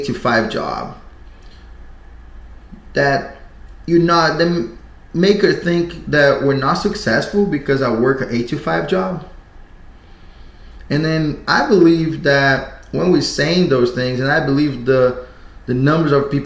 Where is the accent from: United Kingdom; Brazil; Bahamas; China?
Brazil; moved away as an adult; I'm from Brazil. I moved here 2012